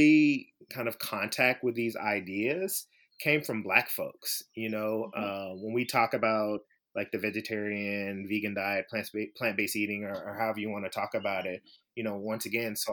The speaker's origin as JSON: {"language": "English", "town": "Memphis", "region": "Tennessee", "country": "United States", "tie": "born or raised there", "said": "I grew up in Memphis, Tennessee"}